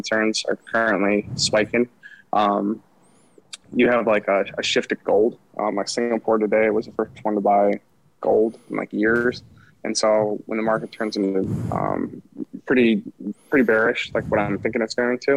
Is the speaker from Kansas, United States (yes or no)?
no; Wisconsin, United States; I grew up in Wisconsin